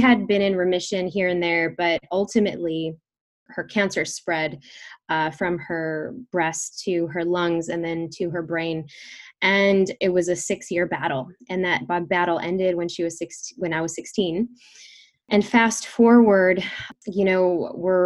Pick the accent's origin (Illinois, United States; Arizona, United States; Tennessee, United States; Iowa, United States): Illinois, United States; Chicago; We grew up in Chicago